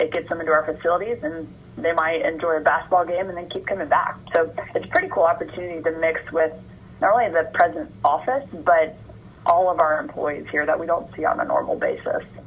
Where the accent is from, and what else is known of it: Georgia, United States; born or raised there; moved away as an adult